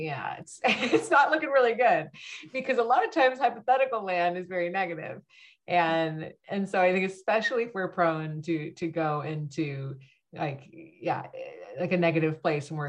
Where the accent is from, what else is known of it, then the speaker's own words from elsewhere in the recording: Bay Area, California, United States; growing up in the Bay Area